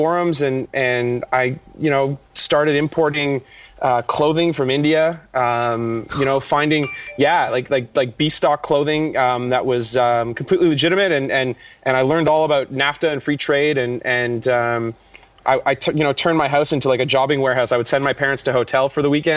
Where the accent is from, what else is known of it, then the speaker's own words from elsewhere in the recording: Toronto, Ontario, Canada; I am born and bred Toronto